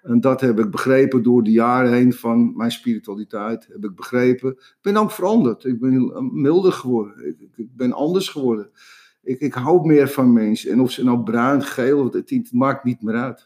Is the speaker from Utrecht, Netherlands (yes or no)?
no; Amsterdam, North Holland, Netherlands; ik kom uit Amsterdam, uit de Jordaan. Ik ben een, straatjochie.